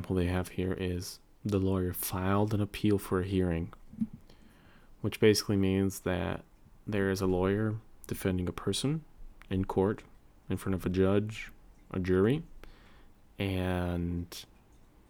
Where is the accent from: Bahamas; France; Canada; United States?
United States; accent: General American; first language English; American English, general American, the dialect of English that I speak